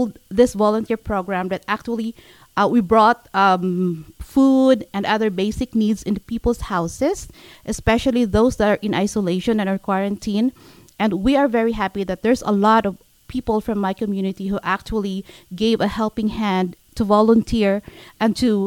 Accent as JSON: {"language": "English", "country": "Philippines", "moved": "yes", "lives_now": "Canada", "said": "I came from the Philippines."}